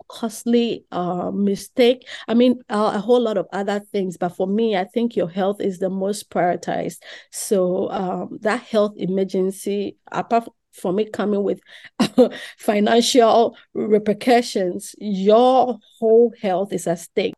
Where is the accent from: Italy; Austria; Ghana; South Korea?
Ghana; Accra, Greater Accra; moved away; I grew up in Ghana, Accra, Ghana, West Africa